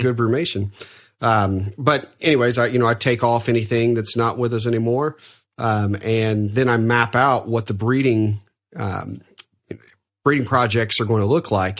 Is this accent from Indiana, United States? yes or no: yes; Evansville, Indiana, United States; my hometown in Evansville